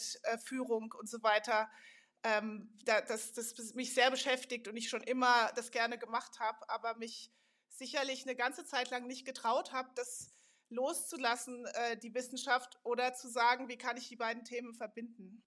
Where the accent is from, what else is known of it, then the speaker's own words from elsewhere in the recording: Darmstadt, Hesse, Germany; moved away as an adult; also born or lived in Karlsruhe / Münster / Switzerland / Montreal, Canada; ich bin nämlich sogar original aus Darmstadt. Ich bin in Darmstadt